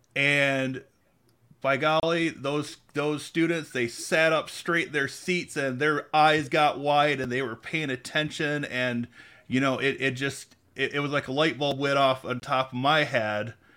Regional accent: Mulliken, Michigan, United States; also born or lived in Lansing, Michigan; I was actually born in Lansing, but I grew up in Mulliken, went to Grand Ledge schools.

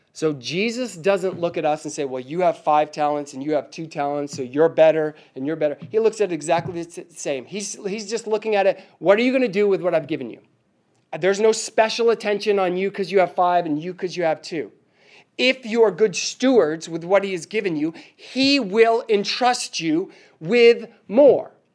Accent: Northeast, United States; moved away; I'm from the Northeast

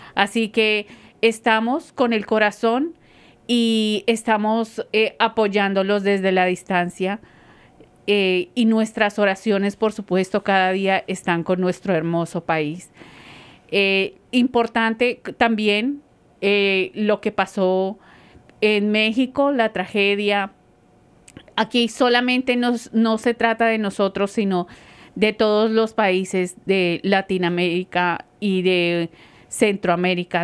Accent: Colombia; moved away; como colombiana

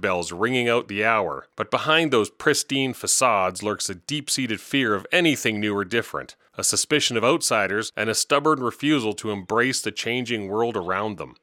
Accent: Regina, Saskatchewan, Canada; moved away; Though I left long ago, you may know that I was born and raised in Regina

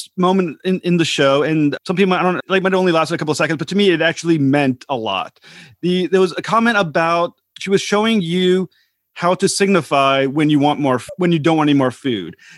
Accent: United States; as an American

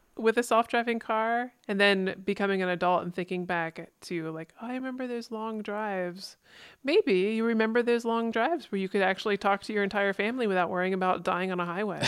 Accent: East Coast, United States; growing up in the East Coast

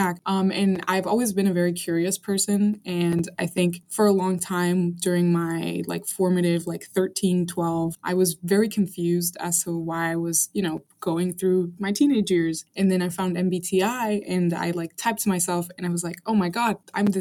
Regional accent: Arlington, Virginia, United States; also born or lived in Caracas, Venezuela; I'm like American in nature because I grew up in the States

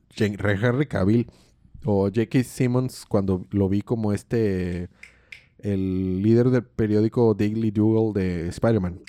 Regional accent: Mexico

